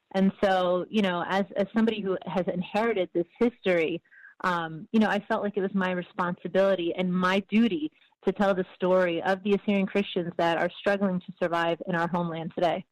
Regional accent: United States; I was actually born in the United States, but my parents were both born in Syria.

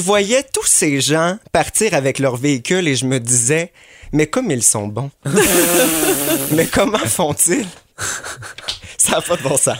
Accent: Quebec City, Quebec, Canada; moved away; je viens de Québec

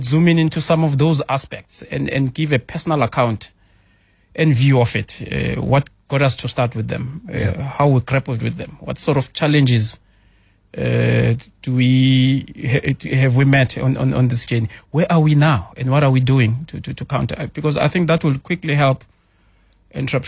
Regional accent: Katlehong, Gauteng, South Africa; I'm a township child. I was born in Katlehong.

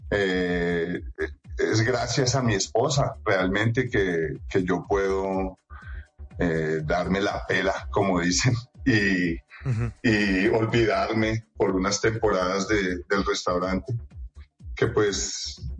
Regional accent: Colombia; yo no soy gringo, yo nací aquí en Colombia. Sí. Yo presté servicio militar aquí en Colombia. Yo, mejor dicho, soy más colombiano que el queso con bocadillo.

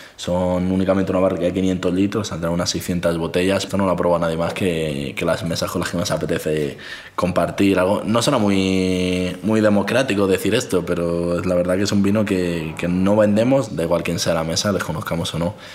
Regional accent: Alto Alberche valley, Castile and León, Spain; las montañas donde está mi pueblo

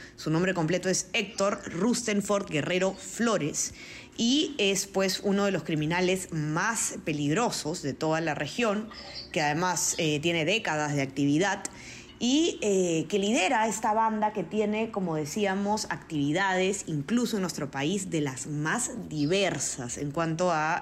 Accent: Peru; quienes nos escuchan probablemente somos la mayoría de Perú.

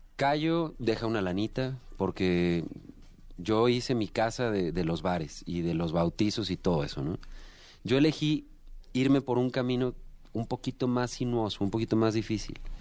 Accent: Aguascalientes, Mexico; en Aguascalientes, de donde yo soy, pues me pagaban. Entonces yo con 16 años ya trabajando en bares

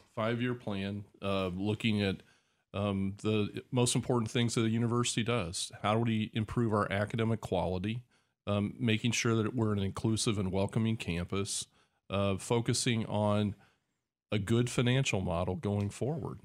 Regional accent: Decatur, Illinois, United States; I grew up here. This is my hometown

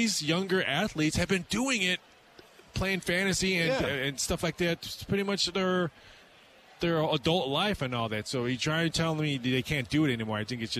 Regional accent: Chicago, Illinois, United States; I'm actually from Chicago

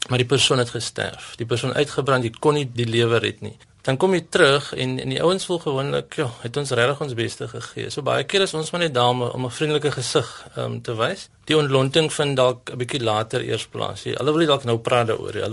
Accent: Stellenbosch, Western Cape, South Africa; Ek is van Stellenbosch, ja.

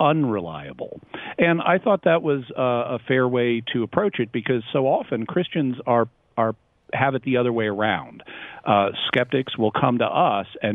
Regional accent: Texas, United States; I am from Texas

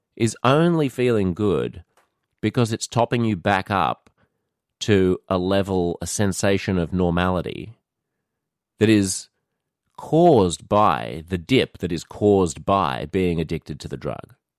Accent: Australia; moved away as an adult; also born or lived in New York City; being an Australian, it's woven into the fabric of our lives here.

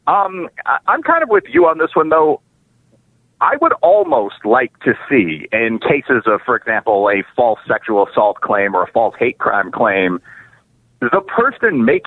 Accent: Chicago, Illinois, United States; the city of Chicago, my hometown

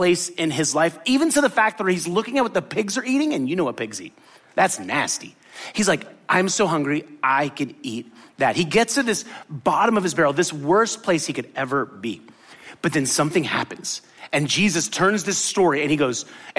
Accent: Miami, Florida, United States; also born or lived in Tallahassee / New Orleans / Tampa; I grew up in Miami

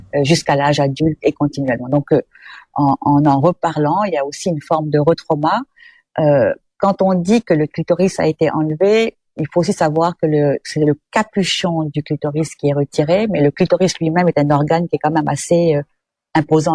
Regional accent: Quebec, Canada

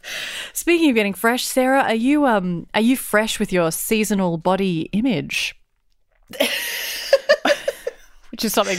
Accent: Queensland, Australia; I'm a Queenslander.

